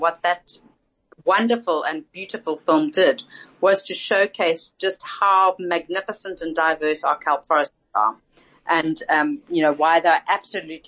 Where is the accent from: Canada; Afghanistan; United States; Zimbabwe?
Zimbabwe; now in Cape Town, South Africa; I grew up in Zimbabwe